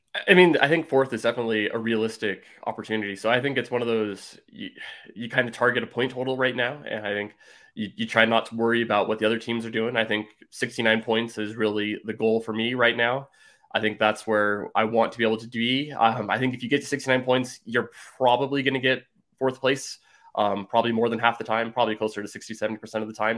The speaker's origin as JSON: {"language": "English", "area": "San Francisco Bay Area", "region": "California", "country": "United States", "said": "I'm originally from the San Francisco Bay Area"}